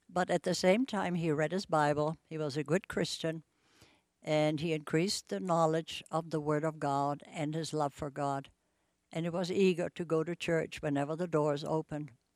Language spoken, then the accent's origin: English; Bremen, Germany; moved away as an adult; now in Spokane, United States; I grew up in Bremen, Germany, and lived through World War Two